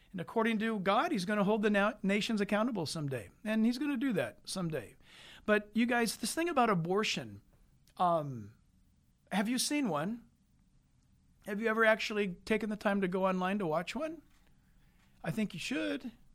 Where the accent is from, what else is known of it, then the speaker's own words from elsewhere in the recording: San Diego, California, United States; in the hospital in San Diego. where I was born later on January fifteenth, nineteen fifty-eight.